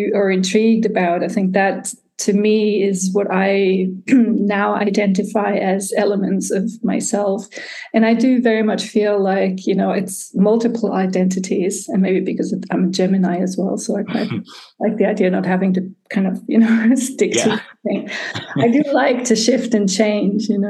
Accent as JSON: {"language": "English", "town": "Tübingen", "region": "Baden-Württemberg", "country": "Germany", "tie": "born or raised there", "also_born_or_lived": "United States / San Francisco / United Kingdom", "moved": "as an adult", "said": "I was born in Germany and I was raised here, but in my early 20s, I went to study in the United States."}